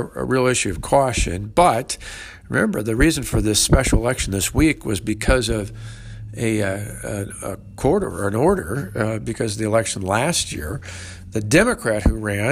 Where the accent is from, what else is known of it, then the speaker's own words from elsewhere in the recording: Wisconsin, United States; my home state of Wisconsin